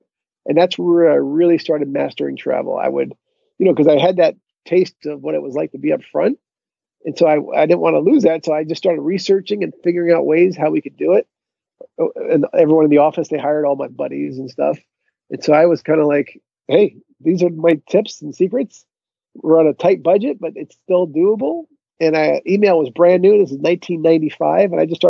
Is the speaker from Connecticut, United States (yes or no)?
yes; Connecticut, United States; I grew up in Connecticut.